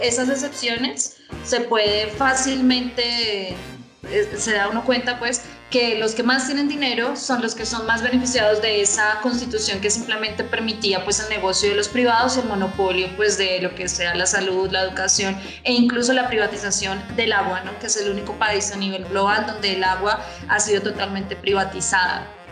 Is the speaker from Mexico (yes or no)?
no; Colombia; siendo colombiano